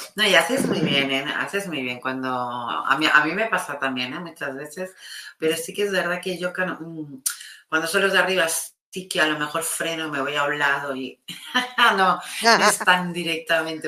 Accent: Catalonia, Spain; mi país que es tan, tan empático

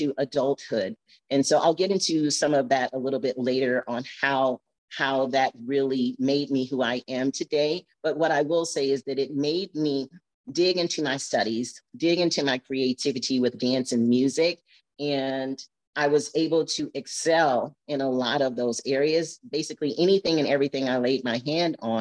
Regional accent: Flint, Michigan, United States; now in Arizona, United States; I'm from Flint, Michigan

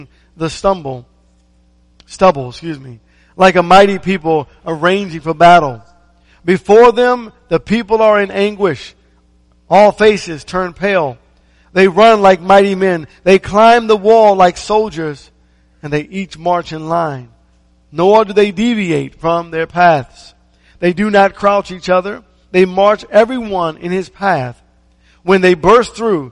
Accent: Maryland, United States; I remember growing up in Maryland

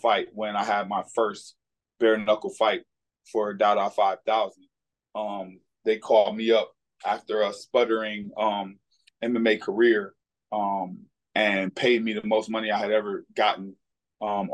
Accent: Cleveland, Ohio, United States; moved away as an adult; now in Florida, United States; I grew up in Cleveland, Ohio

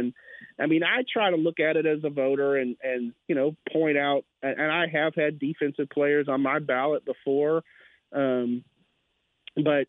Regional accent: Brenham, Texas, United States; moved away as an adult; now in Waco, United States; I was a sports editor at my hometown paper in Brenham

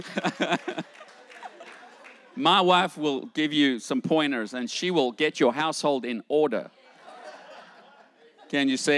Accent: South Africa; I grew up in South Africa during the time of segregation and apartheid

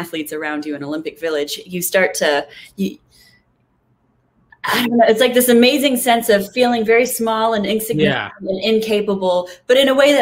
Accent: Toronto, Ontario, Canada; now in Los Angeles, United States; Right now I'm in Los Angeles, but I am Canadian. So my original hometown was in the suburbs of Toronto.

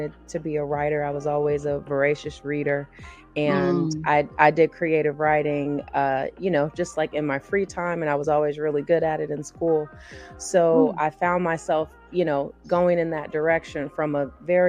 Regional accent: Ocean Springs, Mississippi, United States; I'm from a small town on the Mississippi Gulf Coast called Ocean Springs. That's okay. Where I was born and raised.

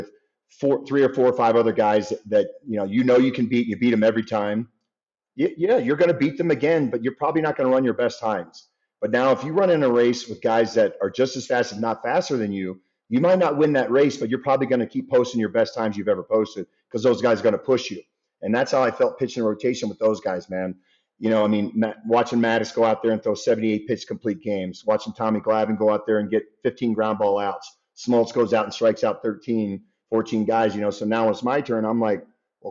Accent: Baltimore, Maryland, United States; I grew up in Baltimore, you know, 4.5 hours from Pittsburgh

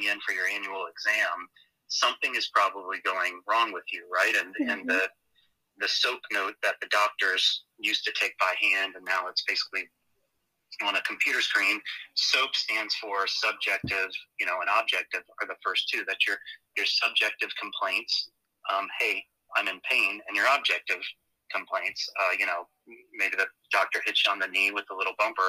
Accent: Georgia, United States; moved away as an adult; also born or lived in Chicago, Illinois; now in San Diego, United States; So I was really raised down in the South in Georgia

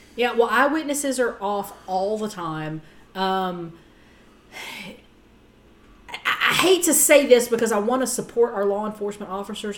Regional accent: Texas, United States; I'm from Texas

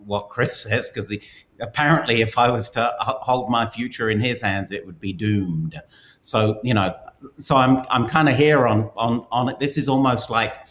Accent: England, United Kingdom; moved away; my home country near Gatwick Airport

